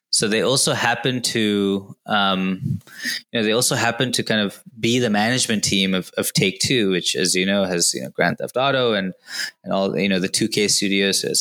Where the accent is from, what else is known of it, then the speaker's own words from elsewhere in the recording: Indonesia; also born or lived in Kochi, India; I was born in Cochin in Kerala, um, but about a month after I was born, uh, moved to Indonesia and, and, sort of never looked back um, for the first 18 years of my life.